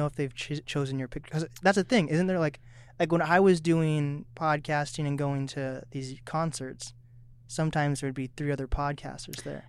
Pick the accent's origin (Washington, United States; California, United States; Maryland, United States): Washington, United States; Seattle; moved away as an adult; now in Snohomish, United States; I grew up in East Seattle